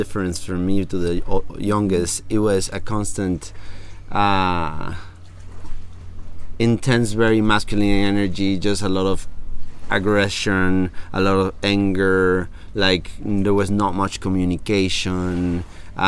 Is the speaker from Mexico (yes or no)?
yes; Mérida, Yucatán, Mexico; English is a second language; moved away as an adult; also born or lived in Cancun, Quintana Roo / Mexico City; now in San Marcos La Laguna, Guatemala; I was raised until I was 11 in Merida, a little town in Yucatan